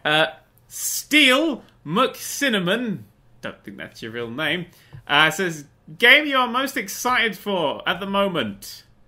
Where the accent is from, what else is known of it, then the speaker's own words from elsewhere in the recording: England, United Kingdom; we're from England